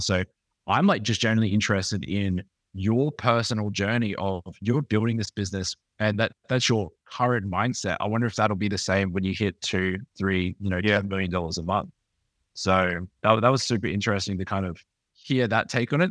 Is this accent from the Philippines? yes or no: no; Australia; I'm from Australia